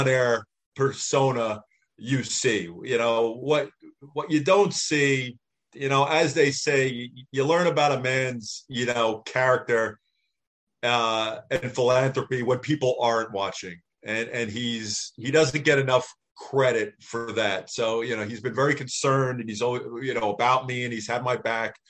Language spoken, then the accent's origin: English; Northeast, United States; I grew up in the Northeast